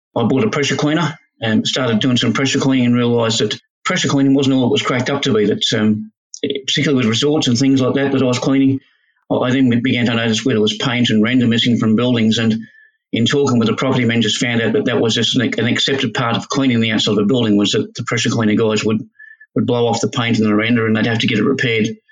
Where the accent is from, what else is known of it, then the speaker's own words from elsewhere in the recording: Australia; as Australian blokes